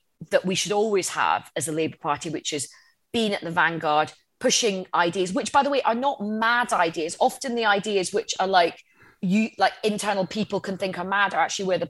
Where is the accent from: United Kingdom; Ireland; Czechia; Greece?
United Kingdom; Coatbridge, Scotland; I was brought up in Coatbridge in the outskirts of Glasgow.